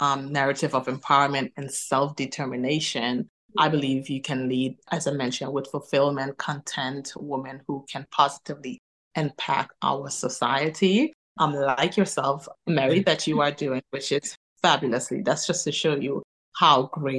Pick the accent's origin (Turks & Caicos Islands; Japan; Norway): Turks & Caicos Islands; now in Manchester, United Kingdom; I am originally from the Turks and Caicos Islands